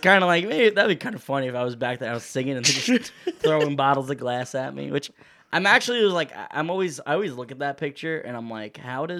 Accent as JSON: {"language": "English", "region": "Georgia", "country": "United States", "said": "Yeah. I'm from Georgia."}